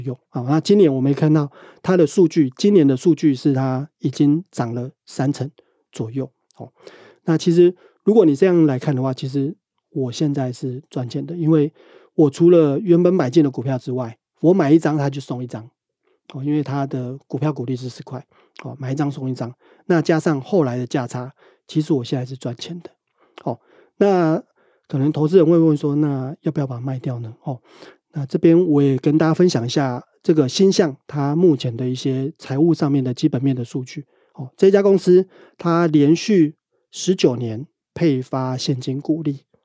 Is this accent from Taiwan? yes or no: yes; Pingtung, Pingtung County, Taiwan; now in northern Taiwan; 现在是在北部上班，但是我是屏东人